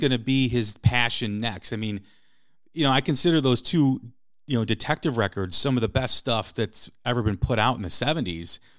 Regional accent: outside of Chicago, Illinois, United States; I grew up outside of Chicago

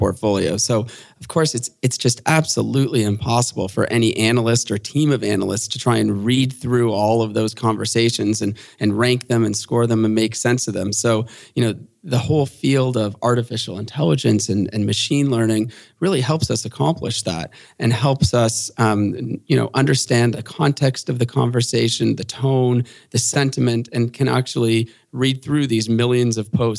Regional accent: Canada; being a Canadian in the derivatives market

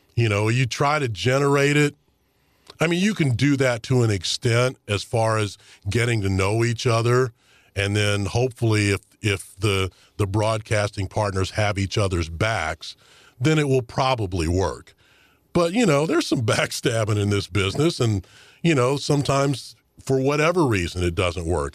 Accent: St. Louis, Missouri, United States; all my hometown teams here in Saint Louis

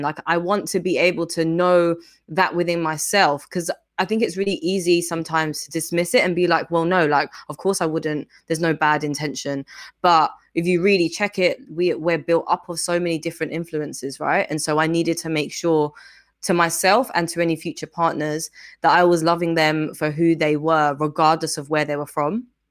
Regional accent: London, United Kingdom; born or raised there; also born or lived in Lusaka, Zambia

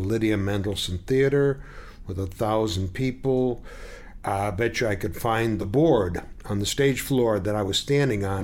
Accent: Detroit, Michigan, United States; moved away as an adult; I was born and raised in Detroit, Michigan.

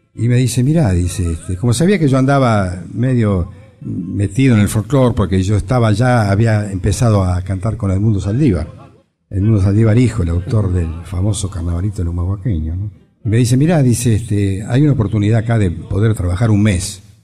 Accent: Viedma, Río Negro, Argentina; moved away as an adult; also born or lived in Buenos Aires; Yo nací en Viedma, Río Negro.

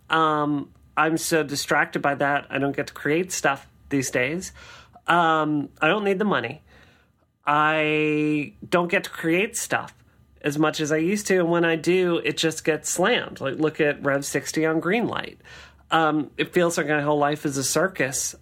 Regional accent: Mississippi, United States; I grew up in Mississippi

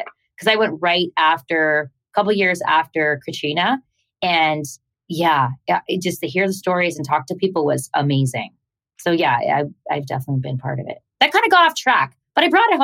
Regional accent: Canada; I'm Canadian.

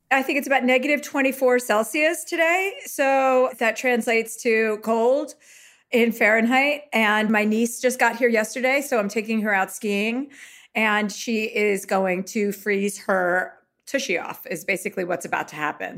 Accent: United States; I am American

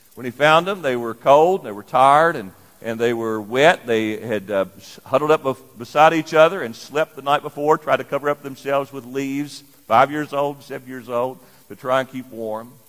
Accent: Lyon County, Kentucky, United States; moved away as an adult; also born or lived in Indianapolis, Indiana; I grew up in Lyon County, Kentucky, but worked in Indianapolis for a number of years

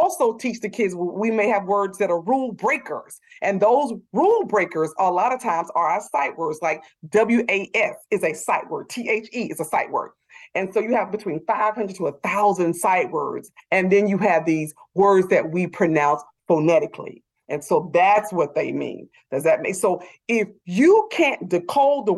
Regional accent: the South, United States; I'm from the South

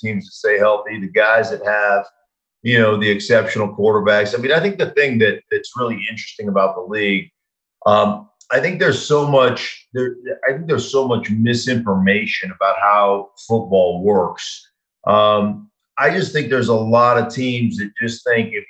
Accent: Anchorage, Alaska, United States; I grew up in Anchorage, Alaska

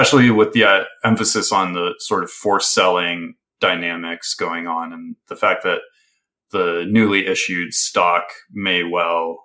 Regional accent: the Midwest, Wisconsin, United States; Growing up in the Midwest

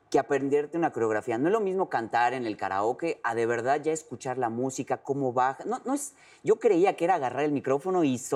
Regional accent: Yucatán, Mexico; como yucateco

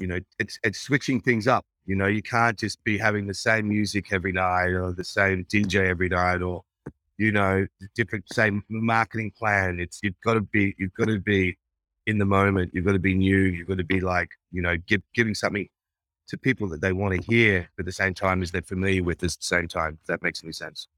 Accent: Brisbane, Queensland, Australia; moved away as an adult; also born or lived in Rabaul, Papua New Guinea / New York, United States / London, United Kingdom; now in Los Angeles, United States; I grew up in Brisbane, Queensland

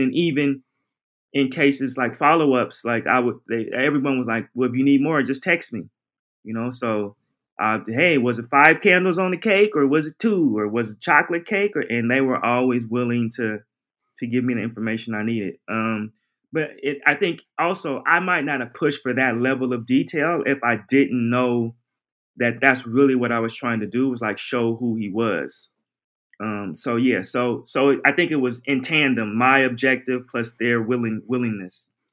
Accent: Portland, Oregon, United States; I'm from Oregon, Portland, Oregon

